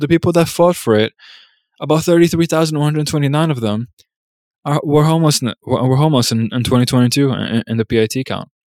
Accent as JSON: {"language": "English", "country": "United States", "said": "As an American"}